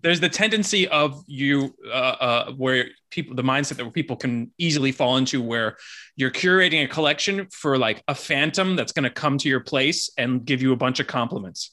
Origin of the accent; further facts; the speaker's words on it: Miami Beach, Florida, United States; I was born and raised in Miami Beach